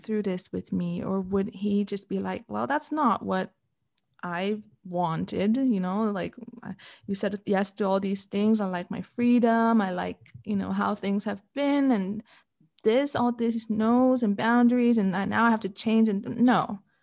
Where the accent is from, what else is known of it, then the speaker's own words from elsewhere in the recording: Canada; moved away as an adult; now in Switzerland; I'm Canadian